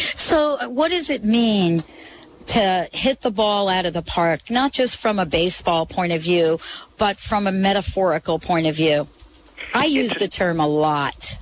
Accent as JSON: {"language": "English", "town": "New York City", "region": "New York", "country": "United States", "tie": "born or raised there", "said": "I grew up in the Bronx, of course, not very far from Yankee Stadium"}